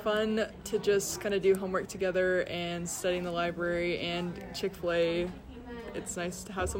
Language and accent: English; Las Vegas, Nevada, United States; moved away as an adult; now in Cedar City, United States; Las Vegas, Nevada.